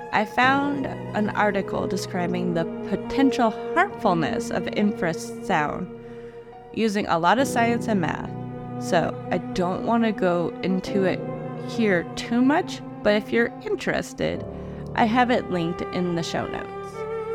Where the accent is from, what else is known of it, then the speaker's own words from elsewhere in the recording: Cluj, Cluj County, Romania; being aroused by the research of certain recurrent spontaneous phenomena in a forest near my hometown of Cluj.